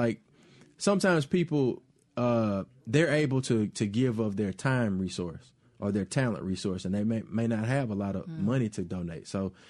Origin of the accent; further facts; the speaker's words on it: Mobile, Alabama, United States; moved away; Mobile, Alabama, which is my hometown